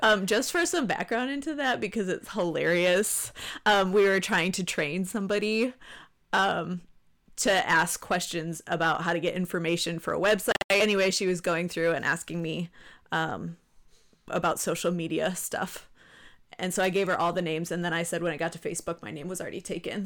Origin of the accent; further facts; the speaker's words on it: New York, United States; moved away; I'm from New York